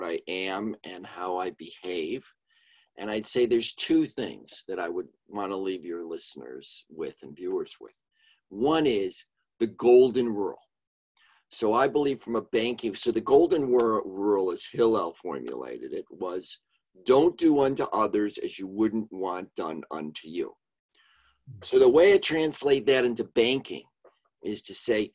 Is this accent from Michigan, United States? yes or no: no; Chicago, Illinois, United States; now in New York, United States; I grew up in Chicago, Illinois, in East Rogers Park